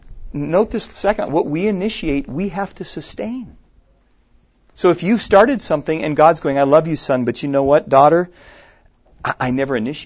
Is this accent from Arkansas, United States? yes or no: no; Minnesota, United States; moved away; I was just in my home state of Minnesota a few weeks ago where I grew up. I live here, but that's where I grew up.